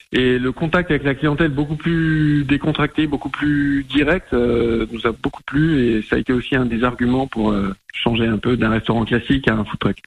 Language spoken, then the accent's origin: French; Anjou, Pays de la Loire, France; moved away as an adult; also born or lived in Angers; now in Creuse, France; Donc nous, on est originaire de l'Anjou à la base